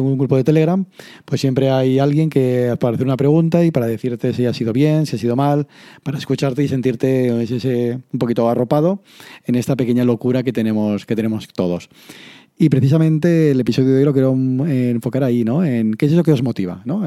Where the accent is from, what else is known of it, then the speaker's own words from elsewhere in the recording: Castellón de la Plana, Valencian Community, Spain; aquí a Castellón